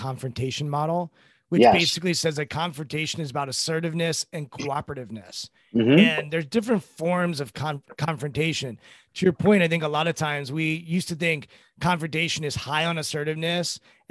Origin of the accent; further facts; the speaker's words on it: Maryland, United States; I grew up in Maryland.